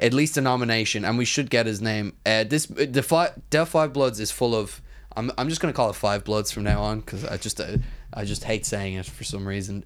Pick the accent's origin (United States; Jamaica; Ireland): Ireland; As an Irish person